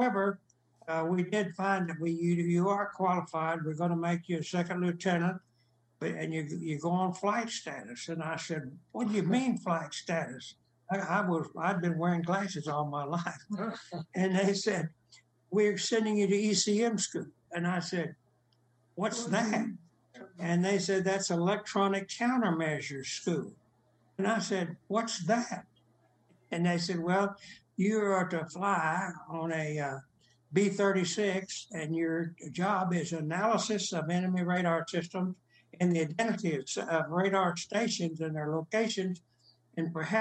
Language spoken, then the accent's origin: English; La Mesa, Texas, United States; moved away as an adult; also born or lived in California; now in Dallas, United States; West Texas, my hometown of La Mesa